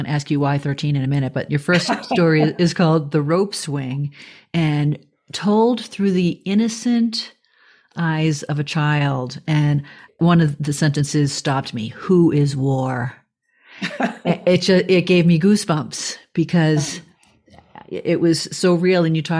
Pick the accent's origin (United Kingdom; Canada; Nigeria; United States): United States; Boston, Massachusetts; I grew up in the South Shore of Boston